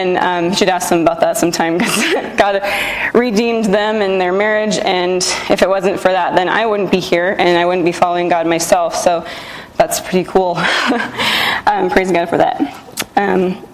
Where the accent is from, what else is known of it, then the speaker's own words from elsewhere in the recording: Loveland, Colorado, United States; I grew up in Loveland, Colorado, just about an hour from here